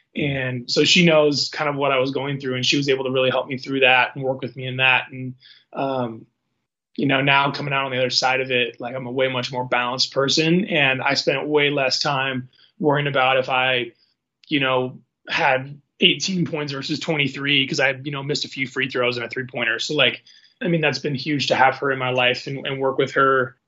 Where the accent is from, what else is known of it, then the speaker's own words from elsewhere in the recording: Seattle, Washington, United States; now in Spokane, United States; I'm from Seattle